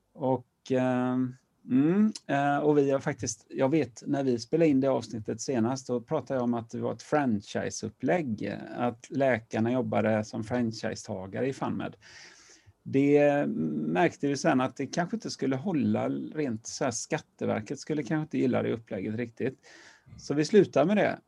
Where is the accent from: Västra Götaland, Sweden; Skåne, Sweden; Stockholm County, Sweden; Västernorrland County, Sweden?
Västra Götaland, Sweden; Partille; also born or lived in Gothenburg / Lerum; Jag växte upp utanför Göteborg, i Partille